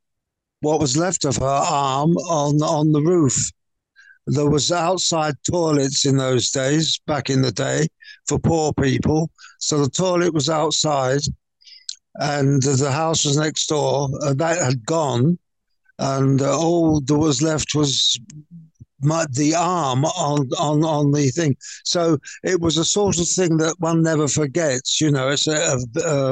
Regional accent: London, United Kingdom; being a Cockney boy

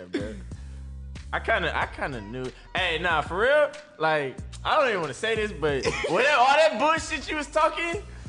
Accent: Antioch, California, United States; I am from Antioch, California.

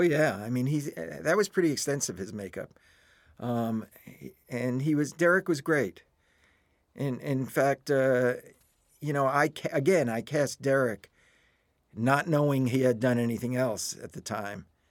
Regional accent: New York, United States; moved away as an adult; now in Los Angeles, United States; I'm a New Yorker at heart

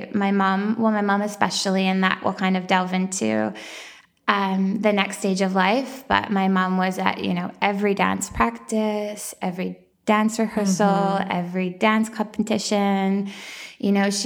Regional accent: small town outside Edmonton, Alberta, Canada; now in Toronto, Canada; I grew up in, a small town in Alberta. So Alberta, Canada. And it was just outside of the capital, Edmonton

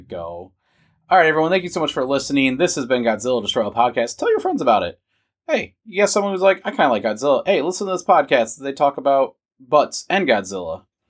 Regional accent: United States; I was born as an American, so I'm not, I, well, I could technically get Vietnamese citizenship. I could because of the laws in Vietnam. But, you know, like, I, I originate here in America. I'm an American

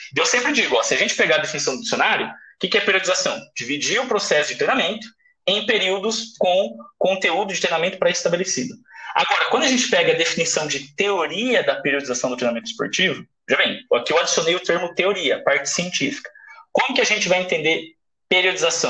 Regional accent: Brazil; moved away as an adult; also born or lived in Russia; eu vim do Brasil

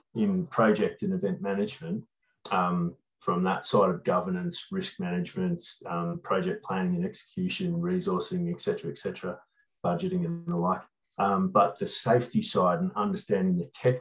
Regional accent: Hobart, Tasmania, Australia; I grew up in Waterworks Reserve, not in the reserve, but just down from it, which is in the foothills of the mountain

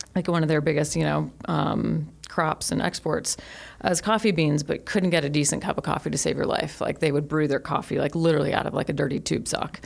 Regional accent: Colorado, United States; also born or lived in California / Los Angeles, California; grew up in Colorado and um, had a fun, awesome, amazing life there

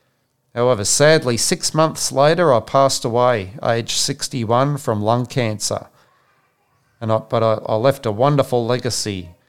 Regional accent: Sydney, New South Wales, Australia; born there; So I was born in Sydney in 1943, and I'm a former Australian soccer player, coach, administrator, writer and broadcaster.

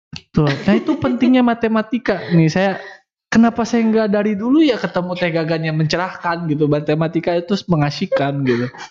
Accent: Tasikmalaya, West Java, Indonesia; saya kan orang Tasik

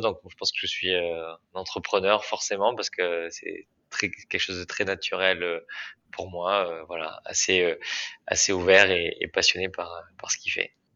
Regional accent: Bergerac, Nouvelle-Aquitaine, France; je suis originaire de Bergerac en Dordogne

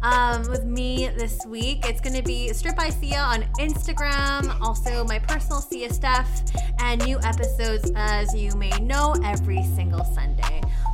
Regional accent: Canada; as a Canadian

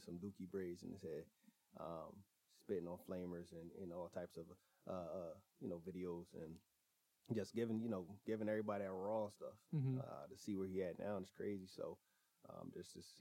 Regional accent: Philadelphia, Pennsylvania, United States; moved away as an adult; now in San Diego, United States; I'm from Philly. From Philadelphia, Pennsylvania.

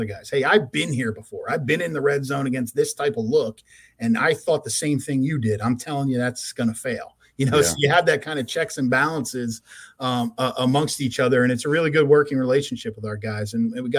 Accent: Chalfont, Pennsylvania, United States; Grew up in Chalfont. So where I grew up in Pennsylvania

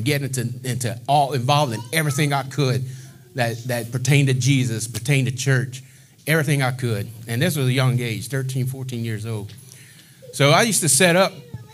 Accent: Eunice, Louisiana, United States; moved away as an adult; also born or lived in Mississippi / Lockport, Louisiana; I'm from Eunice, Louisiana. Been there most of my adolescent life.

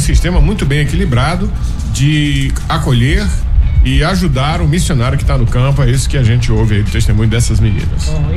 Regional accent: Imperatriz, Maranhão, Brazil; Imperatriz é minha terra

